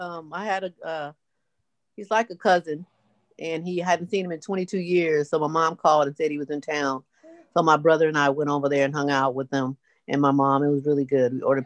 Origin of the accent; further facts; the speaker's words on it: California, United States; now in Long Beach, United States; I grew up in California, and I moved to Long Beach. I'm pretty much here.